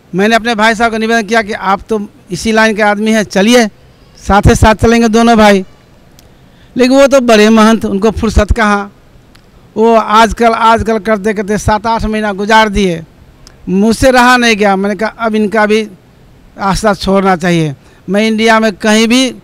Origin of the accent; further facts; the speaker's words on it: Nepal; now in Kathmandu, Nepal; नेपाल के गाँव सर चक्कर जिला धनसा नेपाल का वासी हूँ और अभी काठमांडू में घर बना के रहता हूँ